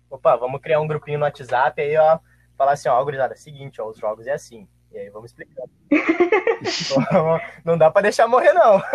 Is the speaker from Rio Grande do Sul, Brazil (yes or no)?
yes; Santa Maria, Rio Grande do Sul, Brazil; eu nasci, vivi, tô morrendo aqui em Santa Maria, né, cara? Eu gaúcho desde sempre